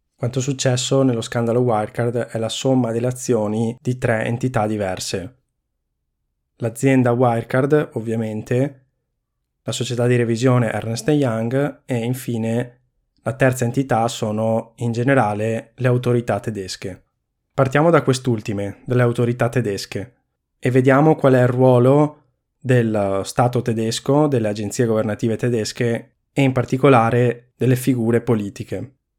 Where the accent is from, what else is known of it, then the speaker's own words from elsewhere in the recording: Veneto, Italy; sono veneto